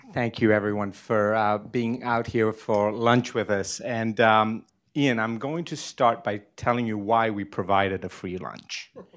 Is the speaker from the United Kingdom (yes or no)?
no; Sri Lanka; moved away; I was born in Sri Lanka, I literally grew up on the sea